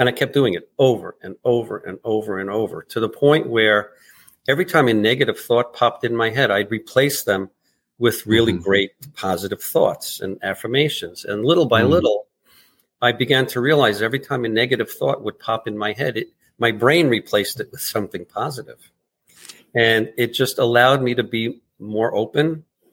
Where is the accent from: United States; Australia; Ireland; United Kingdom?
United States; New York City, New York; now in Long Beach, New York, United States; we were both from Brooklyn